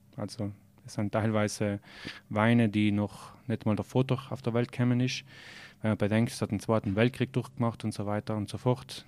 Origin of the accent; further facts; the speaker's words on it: Merano, Trentino-Alto Adige, Italy; also born or lived in Munich, Germany / Val Gardena; Aus Meran